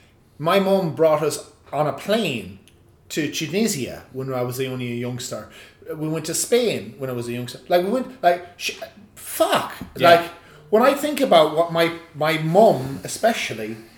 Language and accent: English; Ireland; I'm an Irishman